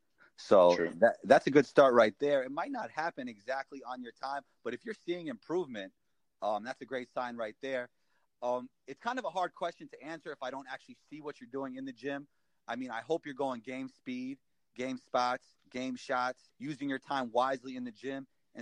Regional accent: New York City, New York, United States; That's why growing up in New York City as a basketball player is so awesome.

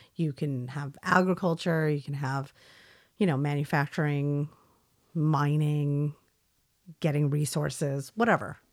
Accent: California, United States; we didn't have anything like that in California

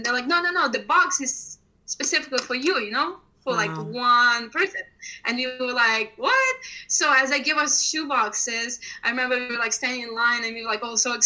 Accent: Ukraine; moved away; I grew up in Ukraine

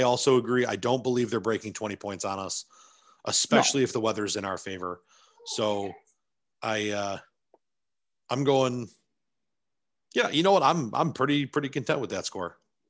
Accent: Buffalo, New York, United States; born or raised there

